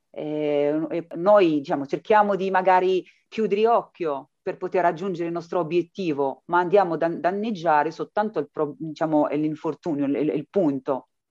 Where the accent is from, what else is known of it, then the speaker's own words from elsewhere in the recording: Morocco; now in Matera, Italy; io vengo dall'Africa, dal Marocco, per trovare qualcosa di meglio